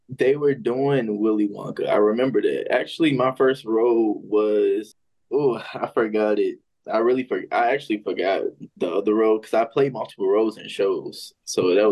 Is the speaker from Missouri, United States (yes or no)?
yes; St. Louis, Missouri, United States; now in Atlanta, United States; I'm from St. Louis. I'm currently based in Atlanta, Georgia right now